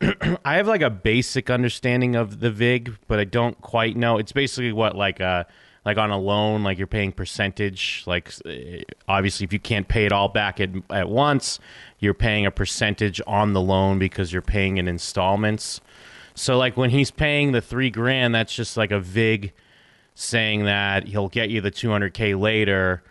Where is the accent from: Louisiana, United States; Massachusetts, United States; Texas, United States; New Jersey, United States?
Massachusetts, United States; I grew up in Massachusetts